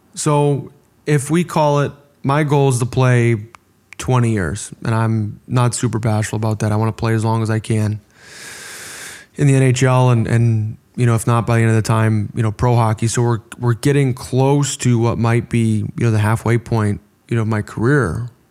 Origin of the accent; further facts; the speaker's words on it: Orland Park, Illinois, United States; We're both American from, you know, Orland Park, Illinois. We went to the same high school